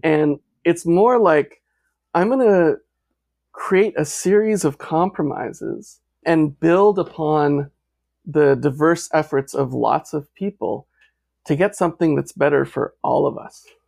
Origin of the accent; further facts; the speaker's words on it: United States; as an American, as a white male